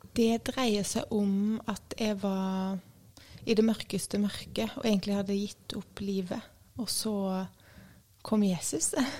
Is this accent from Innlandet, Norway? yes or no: no; Grimstad, Agder, Norway; also born or lived in Tromøya; Jeg er eh, fra Grimstad. Jeg eh, ble født på Tromøya, men jeg har bodd i Grimstad fra jeg var ett og et halvt år.